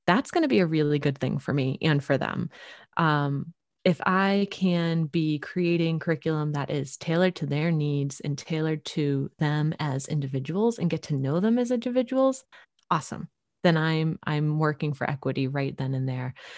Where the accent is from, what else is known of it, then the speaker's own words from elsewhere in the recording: Boston, Massachusetts, United States; now in Central Oregon, United States; I'm originally from the Boston area and moving out here to Oregon